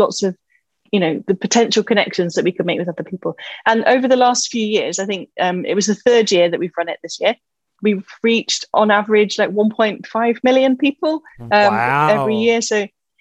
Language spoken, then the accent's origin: English; England, United Kingdom; also born or lived in Scotland / Cheltenham; I am just an English person who grew up in the middle of the English countryside, and everybody spoke English